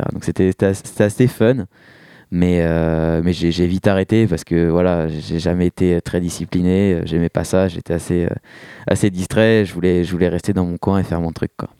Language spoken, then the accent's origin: French; Rambouillet, Île-de-France, France; moved away as an adult; now in Paris, France; moi, je, viens de Rambouillet à la base, j'ai grandi euh, là-bas